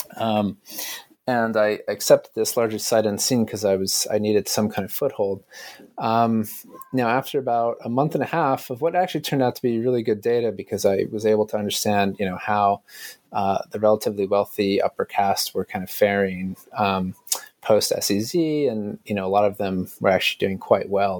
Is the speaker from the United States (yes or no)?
yes; United States